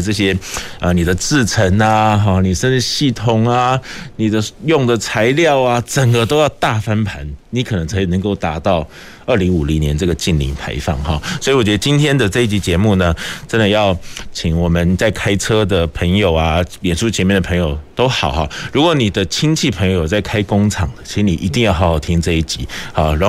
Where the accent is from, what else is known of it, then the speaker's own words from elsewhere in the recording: Kaohsiung, Taiwan; now in Taipei, Taiwan; 我是高雄人啦